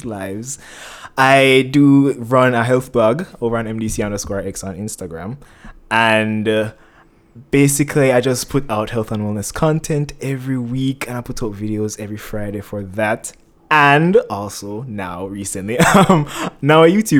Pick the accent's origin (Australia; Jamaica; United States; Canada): Jamaica; growing up in Jamaica, first of all, and just in and of itself being on the cusp of being Gen Z and millennial